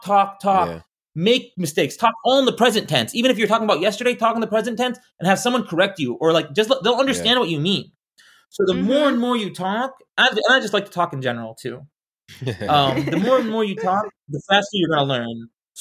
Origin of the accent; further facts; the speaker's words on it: Arizona, United States; also born or lived in Florida; I grew up in Arizona and Florida.